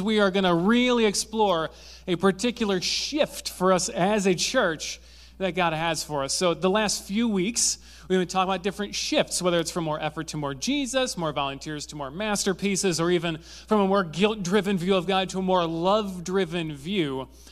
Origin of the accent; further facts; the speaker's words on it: Zeeland, Michigan, United States; I grew up in Zealand, uh, which, if you don't know what Zealand is, it's where they spawn Dutch people.